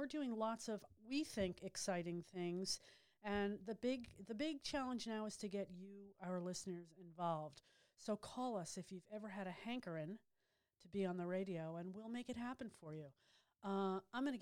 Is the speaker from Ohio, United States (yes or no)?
no; New York metropolitan area, United States; I grew up in the New York area, the New York metropolitan area